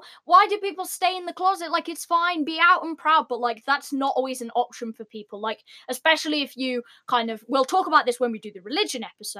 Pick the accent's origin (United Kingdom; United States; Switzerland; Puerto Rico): United Kingdom; Even though we're British.